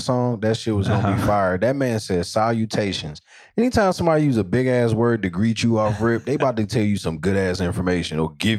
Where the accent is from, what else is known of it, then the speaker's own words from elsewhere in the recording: North Carolina, United States; I'm from North Carolina, and we show love and we give everybody love and we like expressing ourselves.